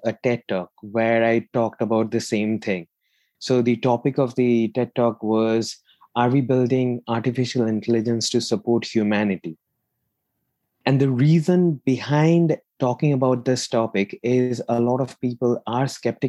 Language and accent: English; India; moved away as an adult; also born or lived in Manchester, United Kingdom; now in United Kingdom; in 2013, I moved from India to the UK to pursue my master's